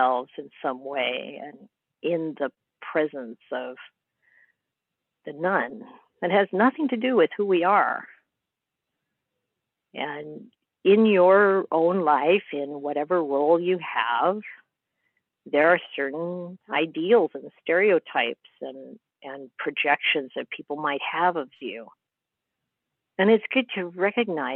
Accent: Midwest, United States; moved away as an adult; also born or lived in England; an American growing up in the Midwest

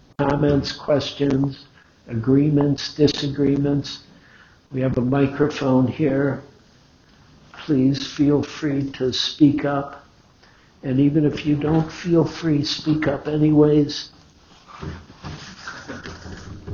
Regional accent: Detroit, Michigan, United States; I grew up in Detroit, that's where Henry Ford Hospital is

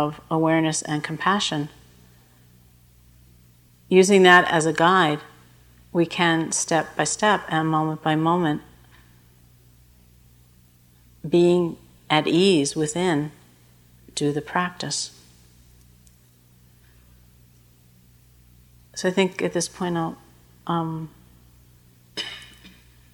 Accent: New York, United States; when I was growing up in New York

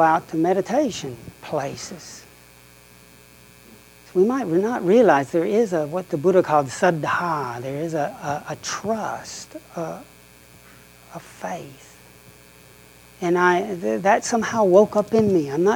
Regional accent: the Bible Belt, United States; moved away as an adult; also born or lived in Oxford, England; growing up in the Bible Belt

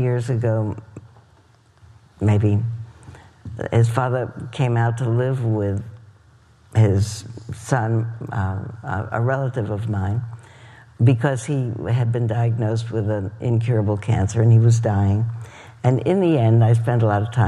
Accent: East Coast, United States; moved away; Where I grew up on the East Coast

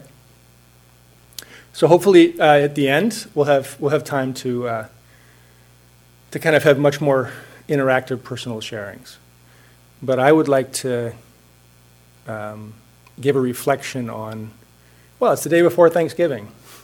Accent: Hanover, New Hampshire, United States; now in Cambridge, United States; my hometown of Hanover, New Hampshire

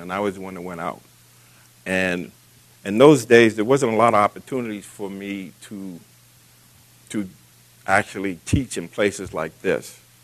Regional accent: Boston, Massachusetts, United States; as a young man growing up in Boston

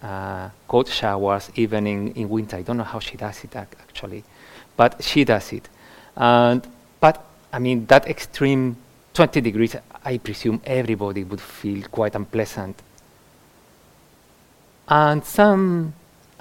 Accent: Andalusia, Spain; now in United Kingdom; Having been born in Andalusia, in the south of Spain

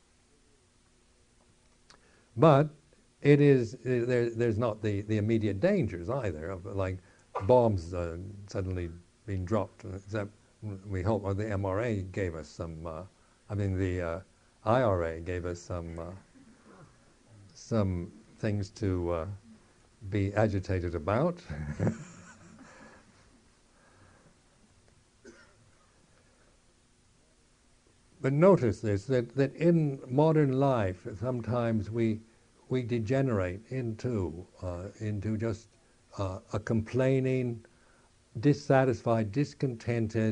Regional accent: United States; moved away; being American

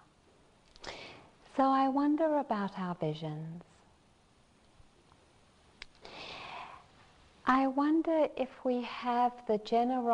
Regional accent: South Africa; I'm South African

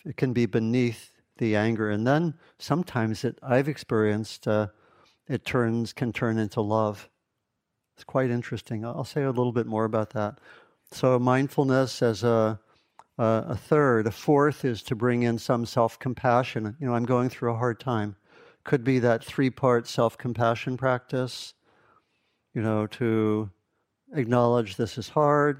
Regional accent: East Coast, United States; moved away as an adult; also born or lived in Kentucky / Ohio; I grew up on the East Coast

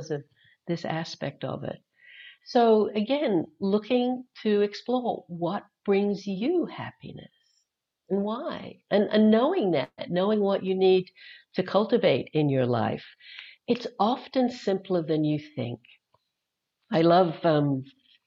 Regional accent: Australia; moved away; I have an accent. I'm actually originally from Australia, though I left there in 1980, been gone for a long time.

